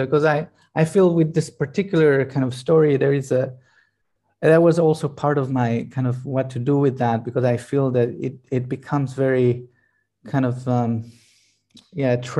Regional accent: Israel; now in Italy; we live in Italy, and I'm originally from Israel

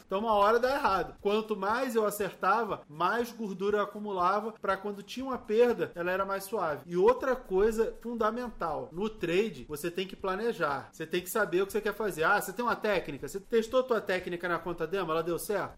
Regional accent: Rio de Janeiro, Brazil; eu sou nascido e criado na favela. Eu sou lá do Turano, lá no Rio de Janeiro.

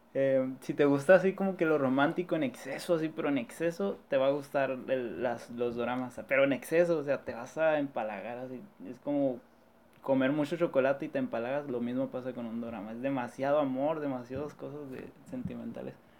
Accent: La Paz, Baja California Sur, Mexico; somos de La Paz

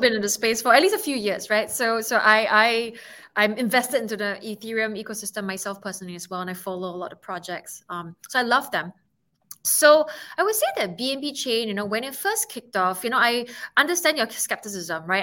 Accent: Singapore; I'm from Singapore

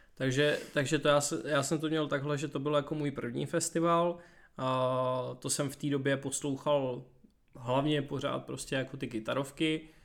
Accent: Děčín, Ústí nad Labem Region, Czechia; já jsem z Děčína původem

